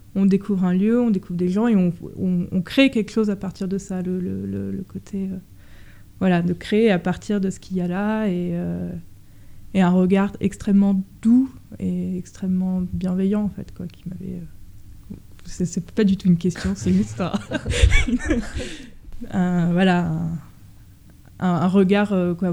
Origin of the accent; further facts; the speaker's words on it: Paris, Île-de-France, France; je suis parisienne